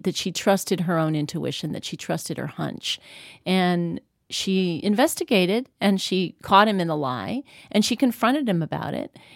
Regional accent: New York, United States; I grew up in New York

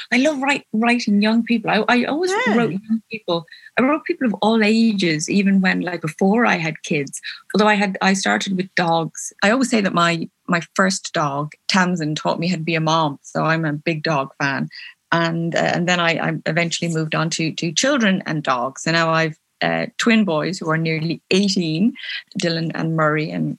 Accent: Belfast, Northern Ireland, United Kingdom; born there

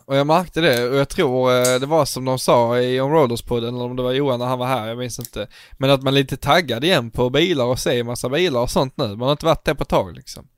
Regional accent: Scanians, Skåne, Sweden; vi är förvirrade skåningar

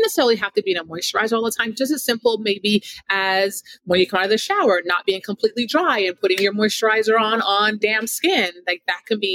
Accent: South Florida, United States; also born or lived in Jamaica; now in Northeast, United States; I grew up in South Florida

